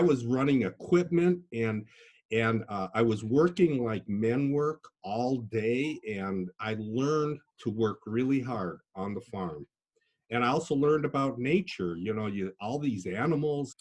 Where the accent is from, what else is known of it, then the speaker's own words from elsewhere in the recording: Des Moines, Iowa, United States; also born or lived in Duluth, Minnesota; I was born in Duluth, Minnesota, which has about six months of winter, and I learned to ski. But we did move to Iowa